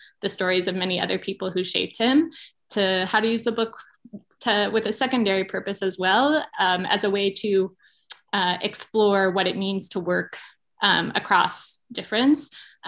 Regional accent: California, United States; Yeah, well, I grew up in California, daughter of two very different rabbis

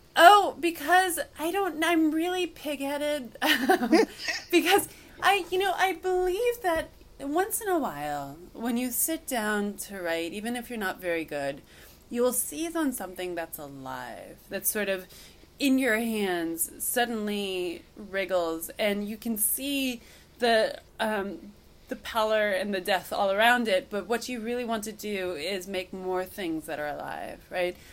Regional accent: Cooperstown, New York, United States; moved away; also born or lived in Madison; I was so homesick for the my hometown, which I'd been away from for years at this point, that um, I just wanted to live in Cooperstown for a little longer

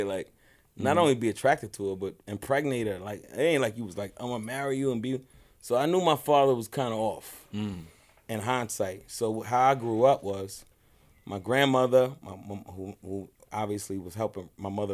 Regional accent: New York City, New York, United States; also born or lived in Nyack, New York; I was raised in Brooklyn for the first 8 years of my life.

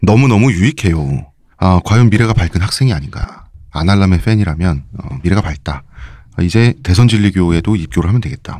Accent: Seoul, South Korea; 제가 서울내기로서

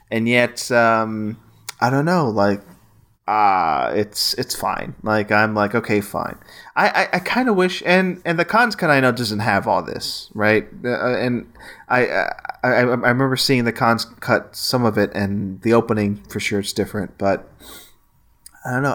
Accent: Gulf Coast, Texas, United States; moved away as an adult; now in Austin, United States; my hometown and the Gulf Coast

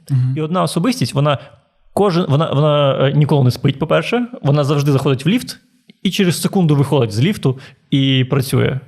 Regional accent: Transnistria, Moldova; now in Ukraine; місто в Придністров'ї, в якому я жив

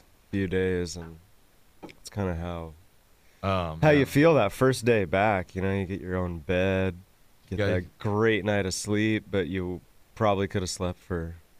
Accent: Northern California, United States; Since I grew up in Northern California

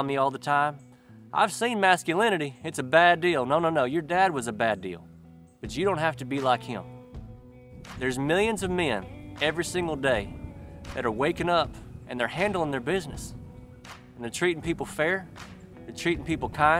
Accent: Mississippi, United States; I'm from Mississippi

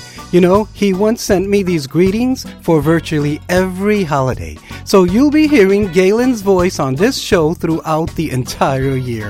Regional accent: New York, United States; we're both from New York, although I think he's upstate, but I won't hold that against him.

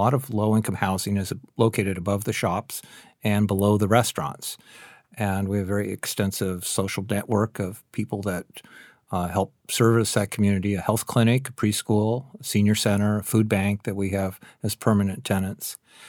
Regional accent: Seattle, Washington, United States; Of course I drink coffee. I'm from Seattle.

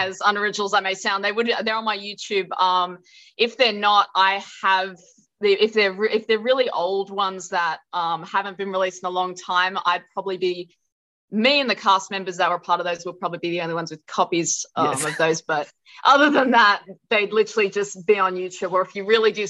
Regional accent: Blue Mountains, New South Wales, Australia; now in Sydney, Australia; when I moved from my hometown in the Blue Mountains to Sydney

